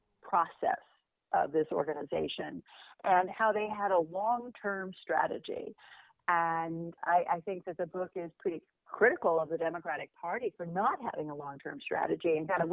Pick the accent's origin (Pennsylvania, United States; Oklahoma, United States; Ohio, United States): Oklahoma, United States; now in New York City, United States; I grew up in Oklahoma. I have relatives in Nebraska, but I went to college in Connecticut, and I've lived in New York City for some 40 years.